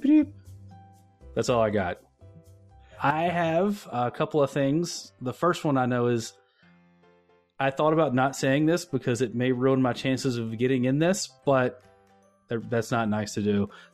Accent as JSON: {"language": "English", "region": "North Carolina", "country": "United States", "said": "I'm from North Carolina"}